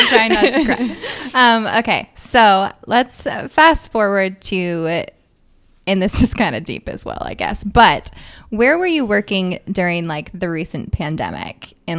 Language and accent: English; Everett, Washington, United States; So you worked for the police department that was like my hometown